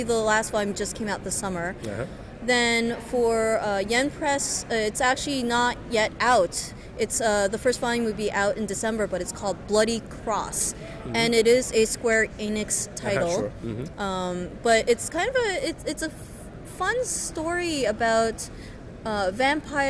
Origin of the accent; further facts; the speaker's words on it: New York City, New York, United States; moved away; I'm from New York City. I came back to New York City